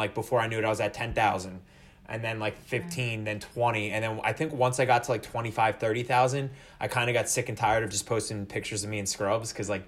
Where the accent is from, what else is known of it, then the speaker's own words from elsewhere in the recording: New Jersey, United States; I was born and raised in Jersey.